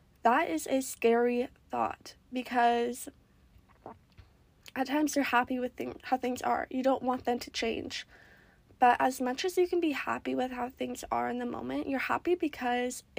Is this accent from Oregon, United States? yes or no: yes; Oregon, United States; moved away as an adult; I grew up in Oregon